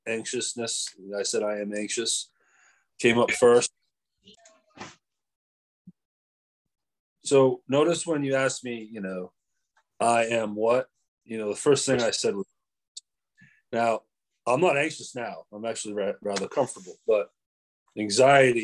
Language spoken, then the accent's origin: English; Maine, United States; moved away; I am from Maine originally